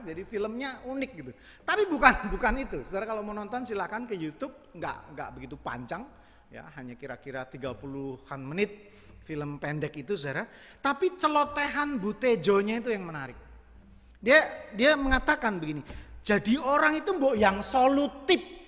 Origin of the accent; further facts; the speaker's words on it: Java, Indonesia; saya orang Jawa